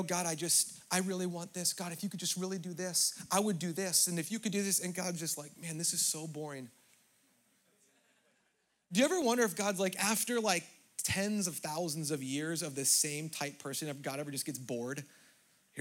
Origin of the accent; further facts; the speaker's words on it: Southern California, United States; as a American, for me, white privileged, Southern California person